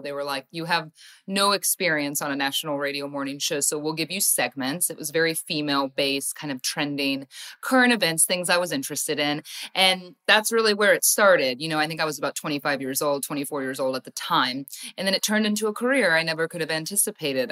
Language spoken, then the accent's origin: English; Ohio, United States; I grew up in Ohio, went to school in Ohio